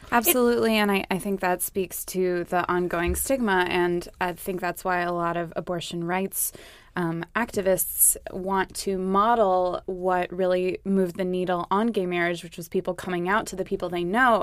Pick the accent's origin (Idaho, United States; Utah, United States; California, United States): California, United States; moved away; my home state, California